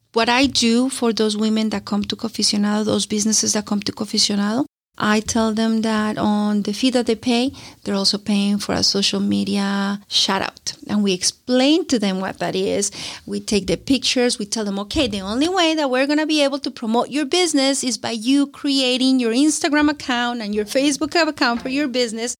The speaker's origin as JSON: {"language": "English", "country": "Colombia", "moved": "yes", "said": "I'm from Colombia. I, I come from a developing country"}